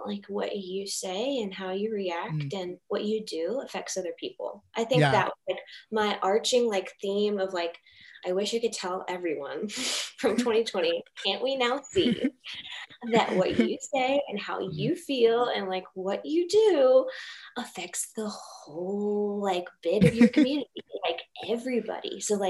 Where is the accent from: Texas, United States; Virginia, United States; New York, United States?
Virginia, United States; Richmond; Richmond Memorial Hospital.